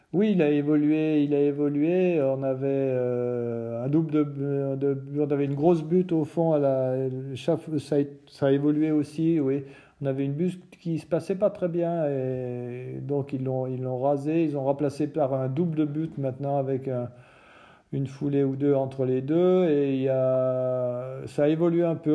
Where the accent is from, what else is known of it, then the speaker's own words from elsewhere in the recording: France; en tant que Français